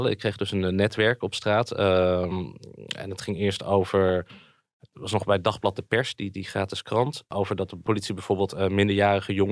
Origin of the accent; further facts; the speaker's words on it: Friesland, Netherlands; born there; also born or lived in Alphen aan de Rijn / Zwolle / Groningen; ja, ja, ik ben geboren in Friesland.